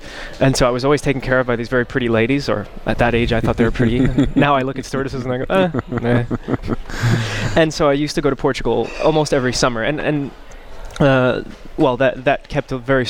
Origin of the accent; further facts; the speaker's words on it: Newark, New Jersey, United States; moved away as an adult; now in Amsterdam, Netherlands; What makes me American is that I was born in Newark, New Jersey, and that I was raised in the United States. That part makes me American. But everything else about me is actually, besides international, is actually Portuguese. My parents immigrated to the United States before I was born